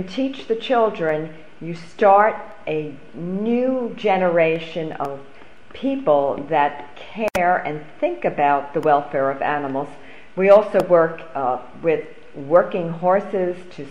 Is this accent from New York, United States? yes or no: yes; Long Island, New York, United States; I grew up on Long Island.